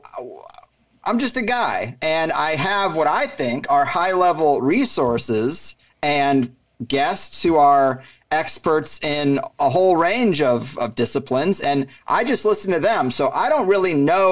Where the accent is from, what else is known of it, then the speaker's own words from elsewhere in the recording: Missouri, United States; moved away as an adult; now in San Diego, United States; I grew up in Missouri